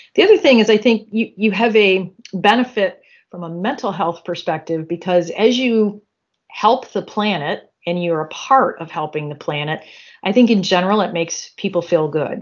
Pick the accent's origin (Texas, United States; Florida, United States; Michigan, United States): Michigan, United States; I was born and raised in Michigan.